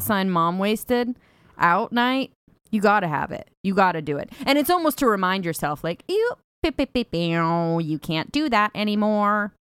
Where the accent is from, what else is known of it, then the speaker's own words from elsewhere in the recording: California, United States; because I grew up in California